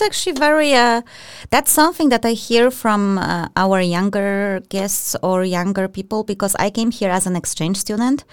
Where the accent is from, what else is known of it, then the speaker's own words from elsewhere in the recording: Poland; I'm from Poland as well.